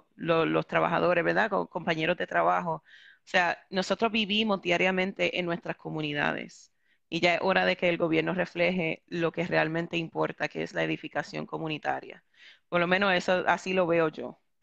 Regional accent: New York, United States; moved away as an adult; also born or lived in Puerto Rico; now in San Juan, Puerto Rico; yo originalmente nací y me crié en Nueva York. Yo llevo en Puerto Rico 11 años viviendo

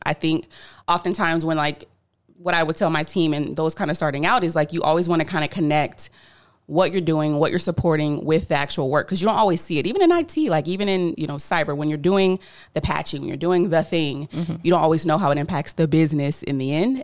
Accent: Tampa, Florida, United States; I'm actually from Tampa, Florida, born and raised

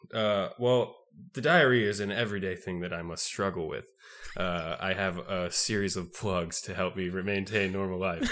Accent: the South, United States; I'm Mormon and I'm from the South

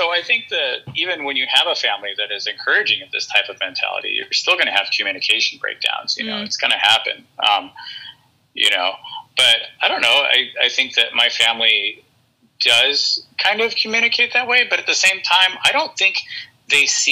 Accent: Norwalk, California, United States; also born or lived in Downey, California / Hawthorne, California; I was born in Norwalk. Grew up kind of in Norwalk Downey area

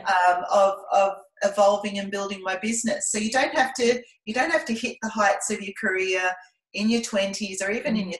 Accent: Scotland, United Kingdom; now in Melbourne, Australia; I grew up in Scotland

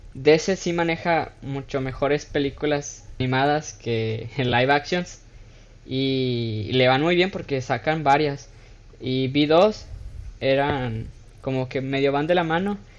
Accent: Mexico; moved away as an adult; now in United States; nací en Estados Unidos, me crié en México, estoy estudiando en Estados Unidos la universidad

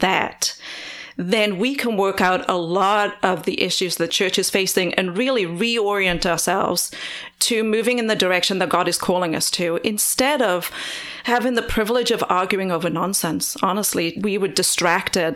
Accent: Wales, United Kingdom; moved away as an adult; now in United States; I grew up in Wales in the U K

